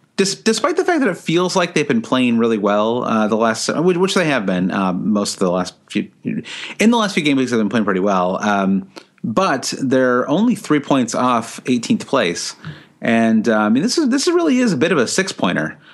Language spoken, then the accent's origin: English; United States; as an American